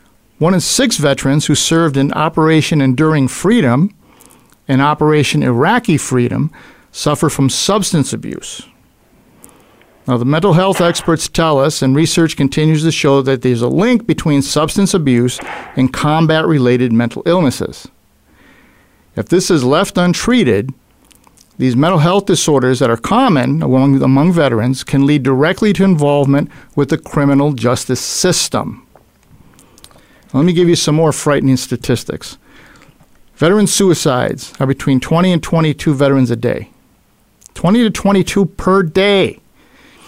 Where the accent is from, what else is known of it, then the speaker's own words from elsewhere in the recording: Buffalo, New York, United States; my hometown of Buffalo, New York